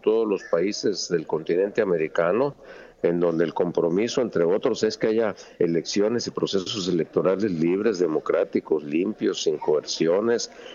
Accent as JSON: {"language": "Spanish", "country": "Mexico", "said": "como mexicanos"}